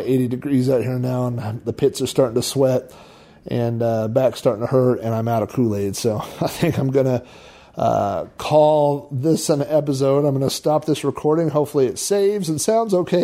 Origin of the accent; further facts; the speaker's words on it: Oklahoma, United States; I'm from Oklahoma